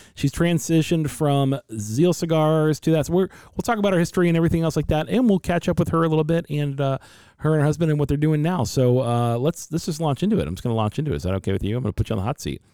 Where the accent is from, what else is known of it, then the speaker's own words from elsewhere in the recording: Ohio, United States; now in Phoenix, United States; being from Ohio